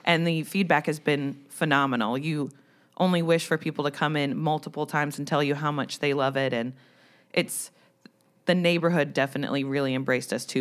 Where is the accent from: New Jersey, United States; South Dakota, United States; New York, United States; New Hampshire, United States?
New Jersey, United States; moved away; I'm from New Jersey